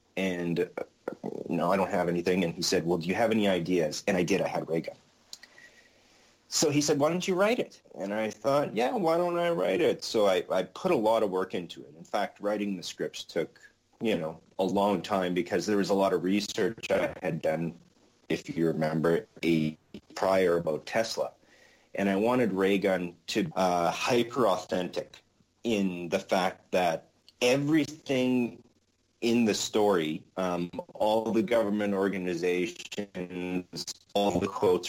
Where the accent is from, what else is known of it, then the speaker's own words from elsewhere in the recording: Winnipeg, Manitoba, Canada; my hometown, Winnipeg, Manitoba, Canada.